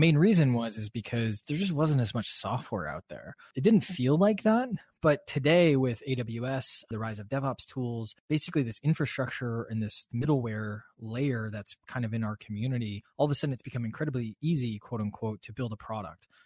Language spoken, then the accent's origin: English; Midwest, United States; I'm a Midwesterner